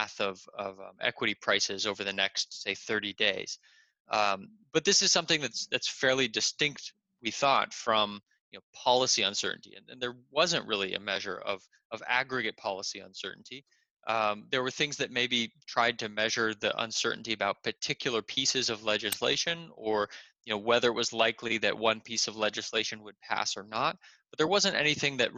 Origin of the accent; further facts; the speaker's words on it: San Diego, California, United States; moved away as an adult; also born or lived in Berkeley, California / Stanford, California; now in Chicago, United States; I was born and raised in San Diego, California. I kind of grew up there